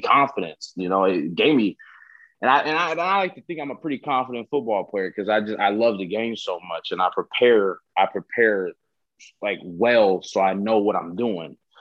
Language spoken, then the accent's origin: English; Southern California, United States; growing up, I'm from Southern California